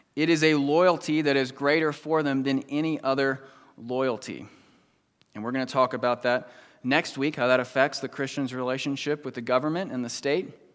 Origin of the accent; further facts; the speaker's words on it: United States; moved away; I grew up right outside Washington, D C